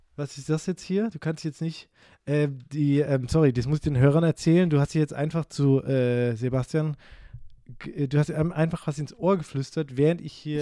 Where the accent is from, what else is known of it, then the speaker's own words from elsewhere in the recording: Karlsruhe, Baden-Württemberg, Germany; ich komme aus Karlsruhe